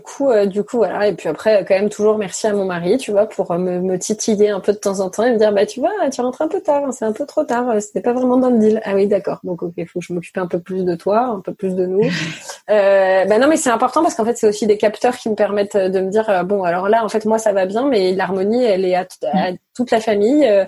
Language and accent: French; Neuilly-sur-Seine, Île-de-France, France; j'ai grandi à Neuilly oui je suis venue d'une famille plutôt aisé